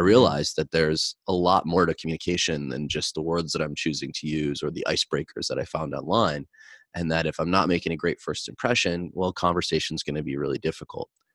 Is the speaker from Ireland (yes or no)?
no; Midwest, United States; growing up in the Midwest from a blue collar background